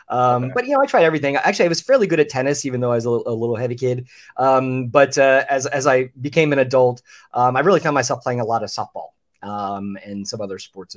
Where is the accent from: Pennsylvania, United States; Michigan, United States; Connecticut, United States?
Pennsylvania, United States; outside of Philadelphia; moved away as an adult; also born or lived in Orlando; I grew up outside of Philly